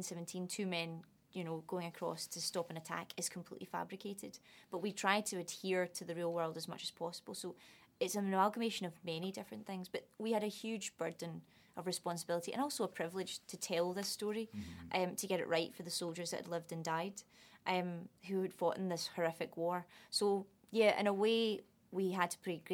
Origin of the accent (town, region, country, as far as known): Scotland, United Kingdom; accent: Scottish; moved away; also born or lived in London